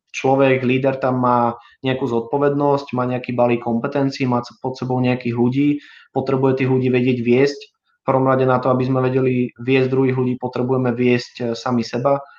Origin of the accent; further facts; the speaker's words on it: Brno, South Moravian Region, Czechia; moved away as an adult; now in Bratislava, Slovakia; som celým človekom žil dovtedy v, na Morave, v Brne